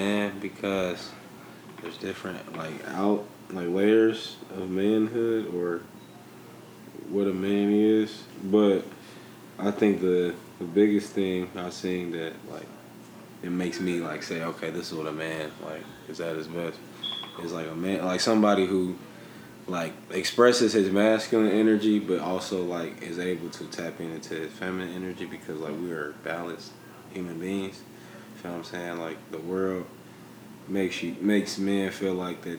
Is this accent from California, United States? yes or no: no; Dayton, Ohio, United States; I'm also from Dayton